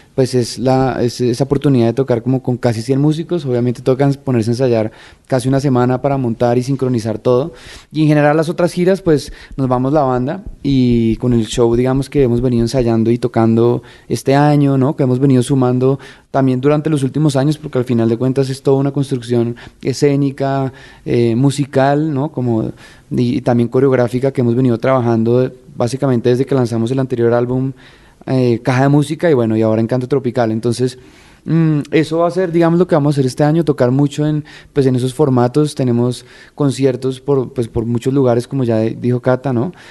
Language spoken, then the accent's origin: Spanish; Colombia